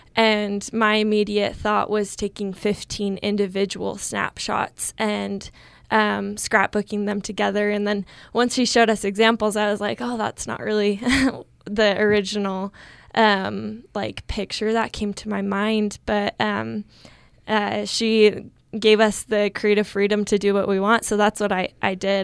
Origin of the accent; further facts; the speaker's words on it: Riverton, Utah, United States; also born or lived in Logan, Utah; I'm from Riverton, Utah